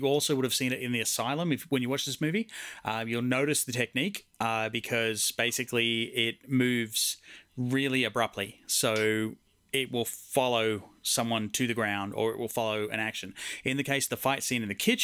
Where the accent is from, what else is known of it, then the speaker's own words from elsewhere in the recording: Australia; moved away; my home country, Australia